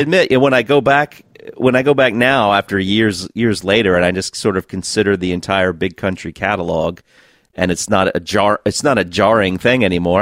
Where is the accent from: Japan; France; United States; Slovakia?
United States; being an American